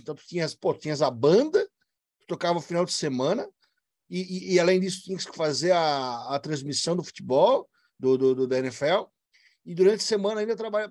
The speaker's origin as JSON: {"language": "Portuguese", "town": "Brusque", "region": "Santa Catarina", "country": "Brazil", "said": "Eu sou de Brusque, Santa Catarina"}